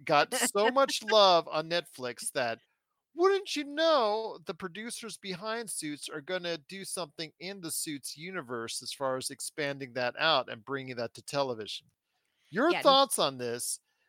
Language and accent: English; Canada; as a Canadian and a proud Canadian